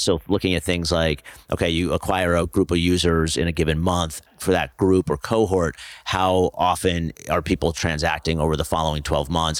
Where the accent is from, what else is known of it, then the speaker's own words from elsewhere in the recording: New Jersey, United States; also born or lived in Pennsylvania / New York City; So I grew up in New Jersey